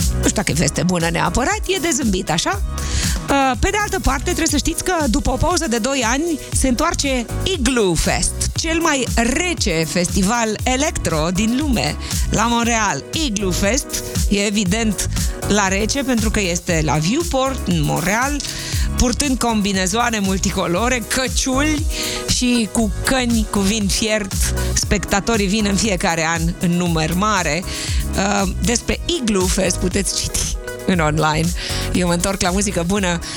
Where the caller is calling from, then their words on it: Iași, Iași County, Romania; eu sunt … din Iași.